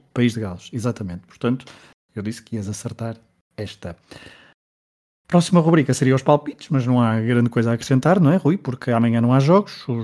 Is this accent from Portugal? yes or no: yes; Portugal; Como somos portugueses